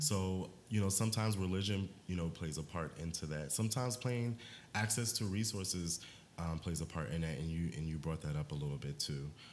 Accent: Maryland, United States; I am from Maryland

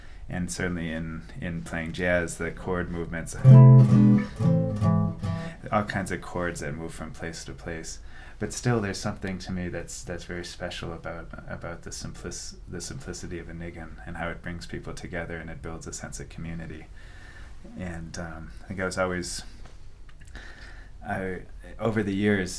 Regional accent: Milwaukee, Wisconsin, United States; I grew up in Milwaukee, Wisconsin

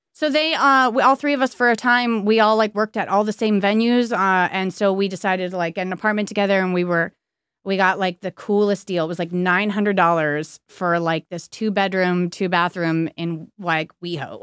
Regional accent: Santa Clarita, California, United States; now in Hollywood, United States; I grew up in Canyon Country

